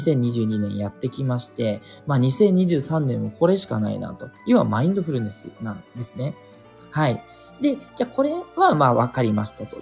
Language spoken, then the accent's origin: Japanese; Japan; 国日本に生まれてる